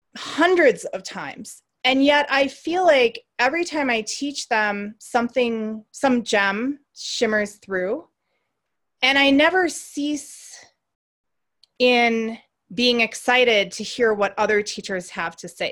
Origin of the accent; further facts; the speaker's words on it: Racine, Wisconsin, United States; I grew up in Racine, Wisconsin